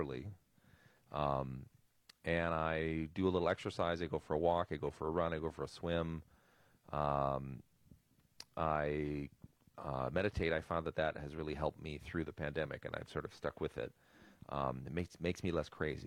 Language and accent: English; Milwaukee, Wisconsin, United States; I grew up in Milwaukee.